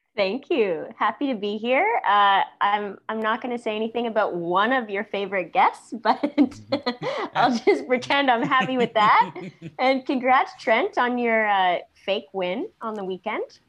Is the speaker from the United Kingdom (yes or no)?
no; St. Catharines, Ontario, Canada; I was born in St. Catharines, Ontario, a city that's about 10 minutes, I guess, from Niagara Falls